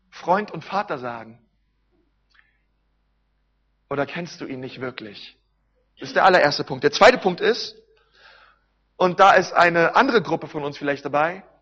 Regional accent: Berlin, Germany; Wisst ihr, ich komme aus Berlin

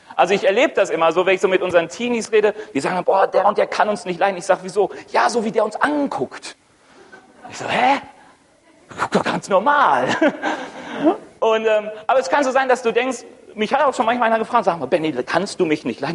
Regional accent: Ruhr area, North Rhine-Westphalia, Germany; moved away as an adult; now in Roth, Germany; Komme eigentlich aus dem Ruhrgebiet

